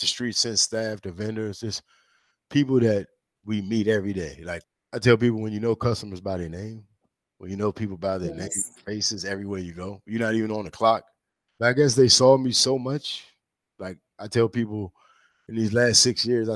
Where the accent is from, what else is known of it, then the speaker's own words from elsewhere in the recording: St. Mary's County, Southern Maryland, United States; moved away as an adult; now in Washington, D.C., United States; I'm born in D.C., but my mom died when I was young. So me and my sister, we were raised in Southern Maryland